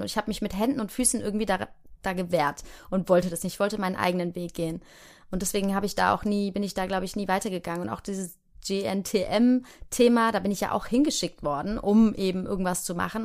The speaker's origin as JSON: {"language": "German", "town": "Heidelberg", "region": "Baden-Württemberg", "country": "Germany", "tie": "born or raised there", "said": "wenn ich jetzt da in Heidelberg, wo ich herkomme, vorbeilaufe, dann weiß ich, ah ja, hier war mein Kindergarten"}